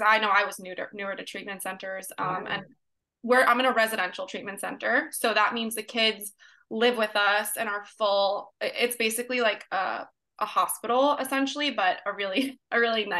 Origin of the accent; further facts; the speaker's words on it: New York, United States; moved away as an adult; now in California, United States; I moved from New York to California, born and raised from New York